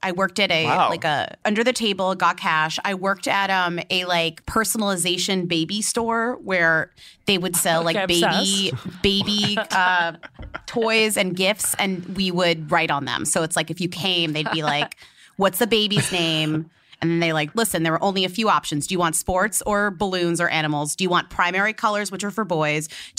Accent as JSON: {"language": "English", "town": "Newton", "region": "Massachusetts", "country": "United States", "tie": "born or raised there", "said": "Yeah, I'm from Newton Highlands."}